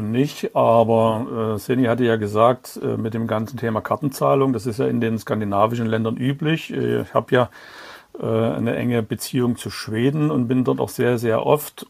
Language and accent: German; Dresden, Saxony, Germany; Und ich bin ja in Dresden geboren und aufgewachsen.